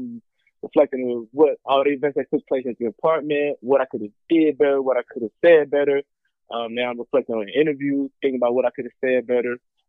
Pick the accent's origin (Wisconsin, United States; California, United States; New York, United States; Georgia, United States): Georgia, United States; Atlanta; Like I said earlier, I'm from Atlanta. City of finesse.